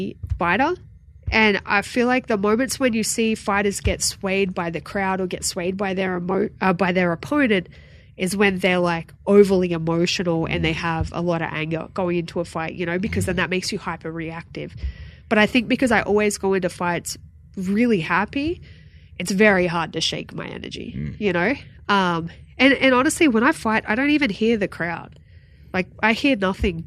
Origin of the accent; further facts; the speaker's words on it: Sydney, New South Wales, Australia; moved away; in UFC Sydney in front of my hometown.